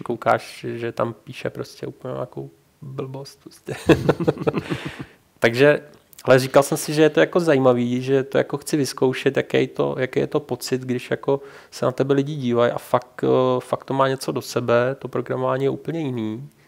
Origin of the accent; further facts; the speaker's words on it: Czechia; jsem Čech